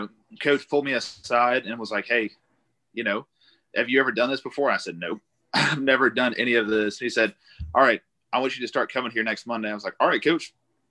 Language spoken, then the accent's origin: English; outside Baton Rouge, Louisiana, United States; Yeah, so I am from Louisiana. I've lived right outside of Baton Rouge for a large majority of my life.